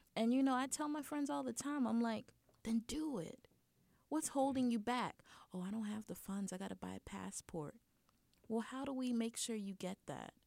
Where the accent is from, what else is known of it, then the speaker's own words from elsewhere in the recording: United States; accent: American; being American in a different country